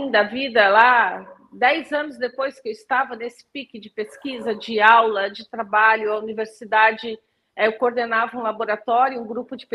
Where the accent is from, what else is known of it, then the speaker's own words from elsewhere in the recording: Rio de Janeiro, Brazil; also born or lived in Porto Alegre / Paraná / Mato Grosso; Eu nasci no Rio Grande do Sul, em Porto Alegre, mas com 30 dias de nascida eu já fui morar no Rio de Janeiro. Morei muitos anos no Rio de Janeiro, depois morei no Paraná, depois morei no Mato Grosso